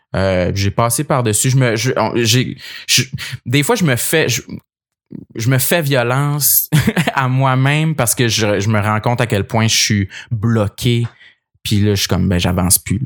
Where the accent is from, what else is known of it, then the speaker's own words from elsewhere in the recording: Gaspésie, Quebec, Canada; j'ai grandi en Gaspésie